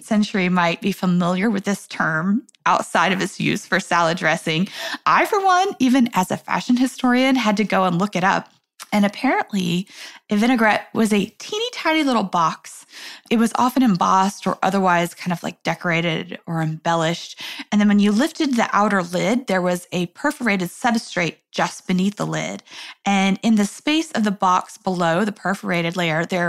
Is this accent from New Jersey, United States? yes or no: no; New York, United States; I'm a New Yorker.